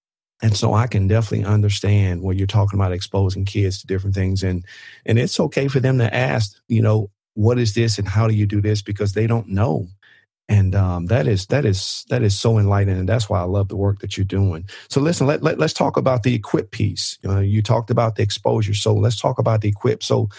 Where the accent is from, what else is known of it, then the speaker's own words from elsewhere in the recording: Mississippi, United States; I can remember in high school, I grew up in the Mississippi Delta